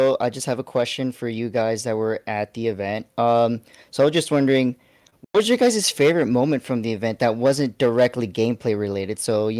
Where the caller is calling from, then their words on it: Redwood City, California, United States; I'm calling in from Redwood City, California.